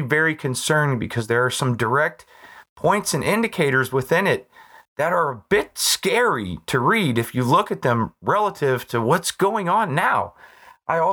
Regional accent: United States; I'm an American

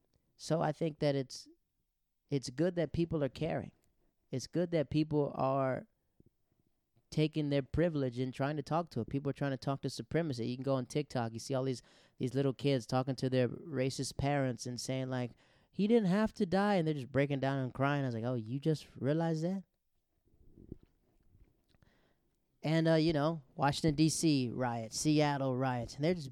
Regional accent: Netherlands; also born or lived in Japan; because I grew up in the Netherlands. I grew up in Japan.

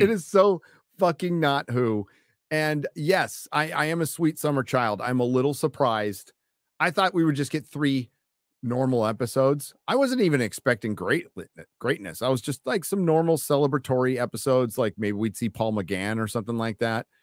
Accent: United States; As an American

